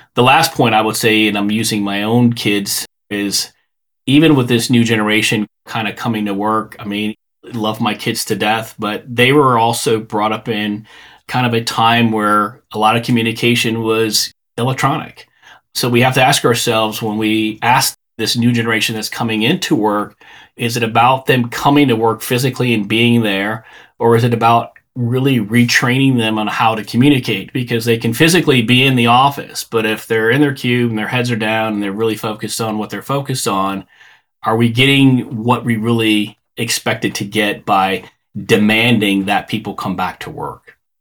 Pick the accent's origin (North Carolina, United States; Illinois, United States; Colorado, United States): Illinois, United States; Chicago; I grew up in the Chicago area.